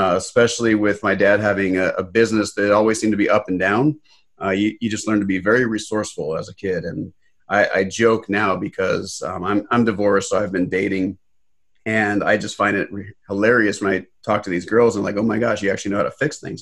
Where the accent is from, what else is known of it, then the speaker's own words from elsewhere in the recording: Los Angeles, California, United States; I was born in Los Angeles